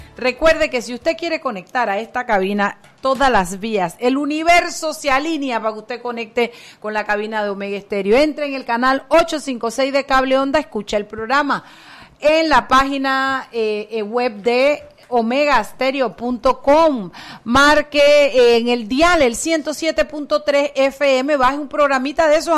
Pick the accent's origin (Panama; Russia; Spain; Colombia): Panama; como panameños